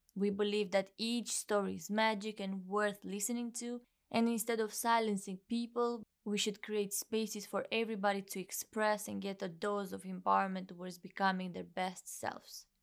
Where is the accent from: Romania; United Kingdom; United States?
Romania; moved away; Originally, I'm from Romania